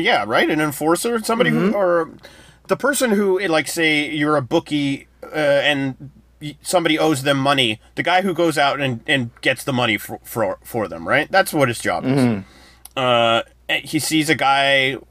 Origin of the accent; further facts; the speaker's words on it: United States; as an American